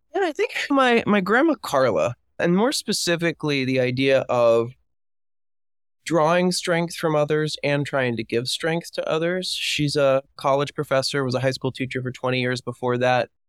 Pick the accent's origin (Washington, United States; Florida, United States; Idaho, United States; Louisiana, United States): Florida, United States; Miami; moved away as an adult; I am from Miami, Florida